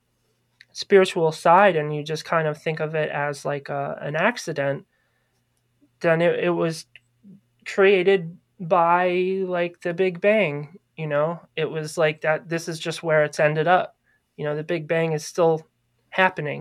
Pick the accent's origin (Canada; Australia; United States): United States; Maryland; moved away as an adult; I grew up in Maryland. I didn't move here until 2012. So I spent a good 27 years in Maryland